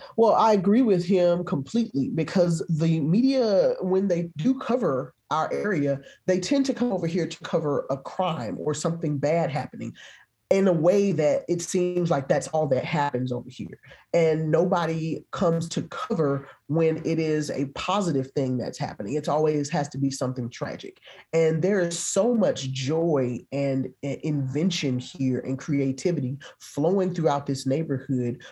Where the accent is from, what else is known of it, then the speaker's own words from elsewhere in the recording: Memphis, Tennessee, United States; moved away as an adult; now in Nashville, United States; I'm originally from Memphis